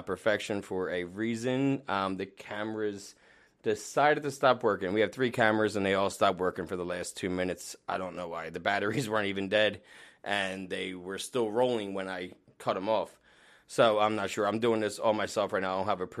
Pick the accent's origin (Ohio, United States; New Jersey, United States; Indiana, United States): New Jersey, United States; I grew up in Jersey